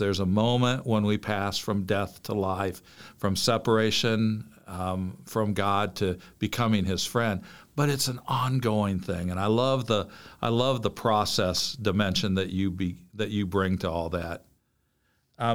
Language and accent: English; Illinois, United States; Iowa is a big part of my roots. I grew up in Illinois, which is obviously a neighboring state, but both sets of my grandparents were Iowans